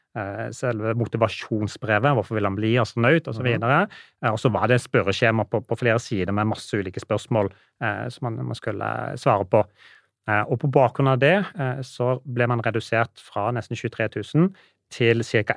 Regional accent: Norway; som nordmann

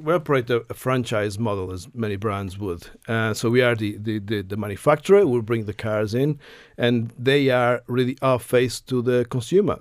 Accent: Portugal; moved away as an adult; also born or lived in United Kingdom; now in Ireland; I grew up in Portugal up to my university days

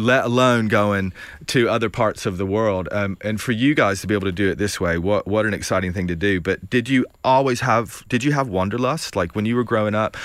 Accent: Bristol, United States; moved away as an adult; now in United Kingdom; I don't live there, but I get to go back and, and, you know, be in Bristol or see my family

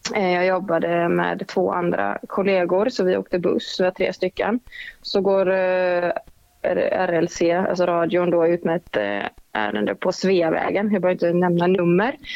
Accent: Gothenburg, Västra Götaland, Sweden; moved away; also born or lived in Stockholm; jag var från Göteborg

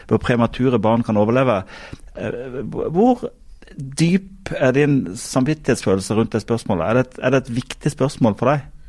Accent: Sørlandet, Southern Norway, Norway; jeg kommer fra Sørlandet

